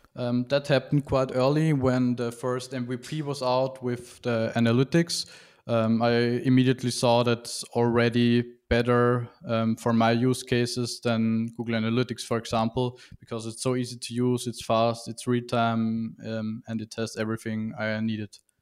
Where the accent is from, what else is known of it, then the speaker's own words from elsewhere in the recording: Vienna, Austria; from Vienna, Austria